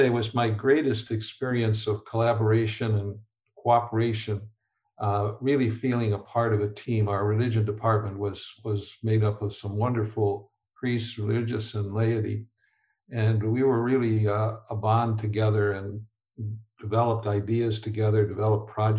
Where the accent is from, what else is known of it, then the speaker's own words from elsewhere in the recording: Chicago, Illinois, United States; I grew up in Chicago